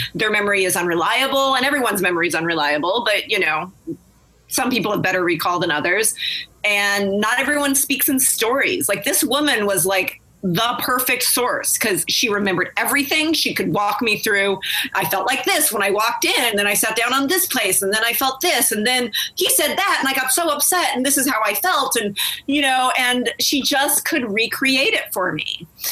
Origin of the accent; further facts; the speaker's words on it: Riverside, California, United States; San Bernardino, California, which is right next door to where I grew up in Riverside